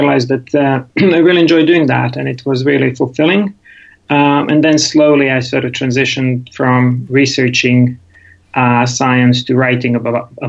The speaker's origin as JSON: {"language": "English", "town": "Rijeka", "region": "Primorje-Gorski Kotar County", "country": "Croatia", "tie": "born there", "also_born_or_lived": "England", "second_language": "English", "said": "So um, I was born in Rijeka in Croatia, so next door to you guys."}